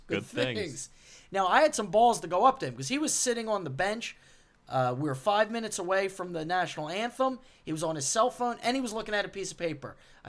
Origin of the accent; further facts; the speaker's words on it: Philadelphia, Pennsylvania, United States; I'm in from South Philly.